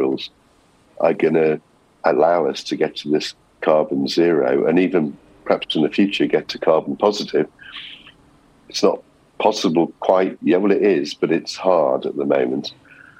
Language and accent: English; Liverpool, North West England, United Kingdom; I'm from Liverpool